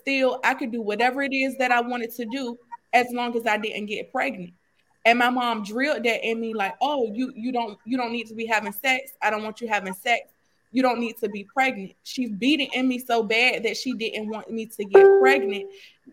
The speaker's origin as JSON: {"language": "English", "town": "Norfolk", "region": "Virginia", "country": "United States", "said": "I'm from Norfolk, Virginia"}